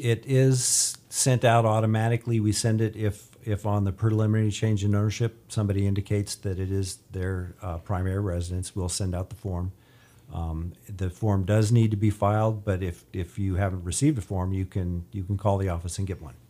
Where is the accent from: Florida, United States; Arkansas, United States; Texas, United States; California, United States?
California, United States; Bakersfield; also born or lived in Ridgecrest; I was born and raised in Bakersfield, grew up here